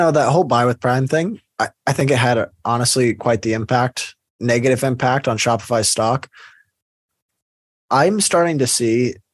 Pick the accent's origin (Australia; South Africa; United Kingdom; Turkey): South Africa; I'm South African, so I was just curious. We have very big companies here that have gone international.